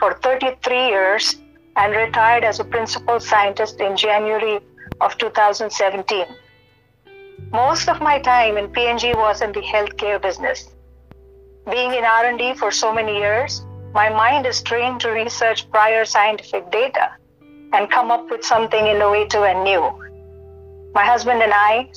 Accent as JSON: {"language": "English", "country": "India", "tie": "born or raised there", "moved": "yes", "said": "I'm born and raised in India"}